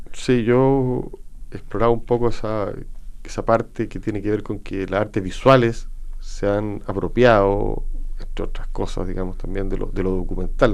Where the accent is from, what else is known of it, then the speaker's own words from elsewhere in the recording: Chile; como chileno